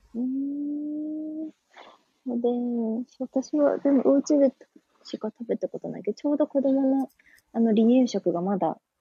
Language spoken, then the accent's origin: Japanese; Gifu, Japan; moved away as an adult; now in Singapore; 私の実家の岐阜に基本はいるっていう感じで